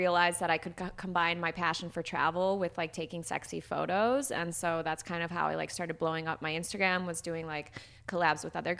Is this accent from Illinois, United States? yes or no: yes; Chicago, Illinois, United States; I grew up in Chicago